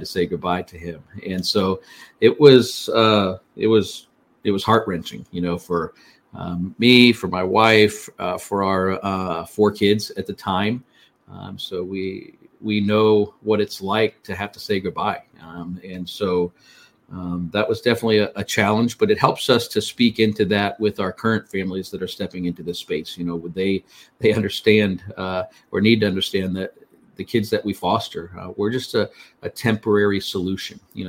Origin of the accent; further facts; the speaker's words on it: Fort Lauderdale, Florida, United States; I'm a native Floridian. I was born in the Fort Lauderdale area.